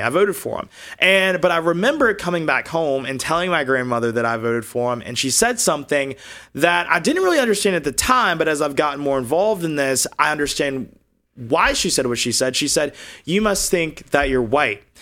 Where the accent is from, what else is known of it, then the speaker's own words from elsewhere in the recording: Augusta, Georgia, United States; moved away as an adult; also born or lived in Alabama; now in Los Angeles, United States; I was born and raised in the state of Georgia